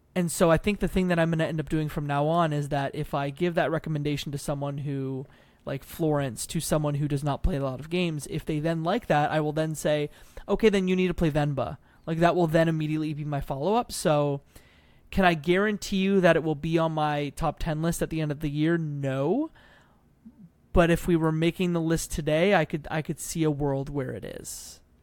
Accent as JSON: {"language": "English", "country": "Canada", "said": "Being Canadian"}